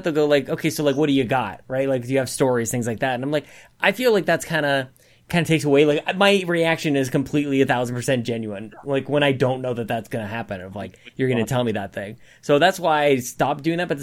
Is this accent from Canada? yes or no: yes; Canada; I'm Canadian.